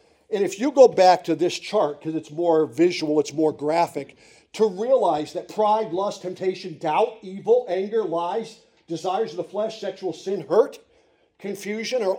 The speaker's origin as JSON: {"language": "English", "town": "Montrose", "region": "Pennsylvania", "country": "United States", "tie": "born or raised there", "said": "I grew up in Montrose in Susquehanna County"}